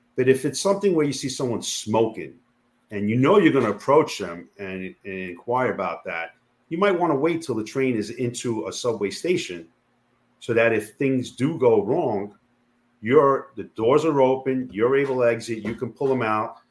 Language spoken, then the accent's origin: English; New York City, New York, United States; I born and raised in Queens